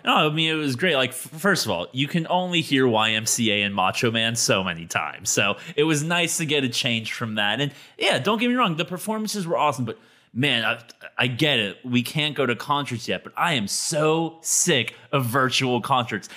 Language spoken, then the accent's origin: English; United States; As an American